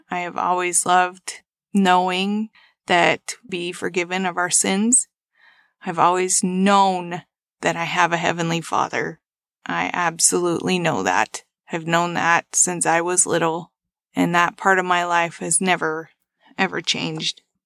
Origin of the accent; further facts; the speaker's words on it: Ferron, Utah, United States; also born or lived in Bluffdale, Utah; I currently live in Bluffdale, Utah. I grew up in Farron, Utah